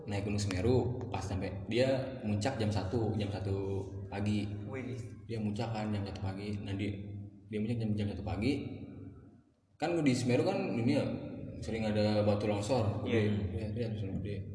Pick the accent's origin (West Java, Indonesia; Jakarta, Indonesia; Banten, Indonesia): West Java, Indonesia; Bogor; gue jelasin lah gue dari Bogor gini gini gini gini